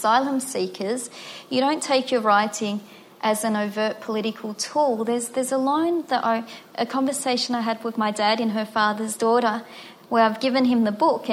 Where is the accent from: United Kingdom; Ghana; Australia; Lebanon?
Australia; Melbourne, Victoria; I grew up in Footscray and Braybrook, which is very working class.